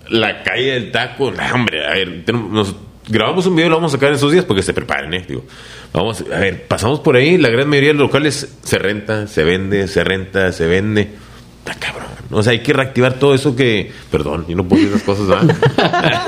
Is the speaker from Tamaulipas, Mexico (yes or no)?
yes; Reynosa, Tamaulipas, Mexico; moved away as an adult; also born or lived in Nuevo León / Mexico City / Saltillo; de aquí somos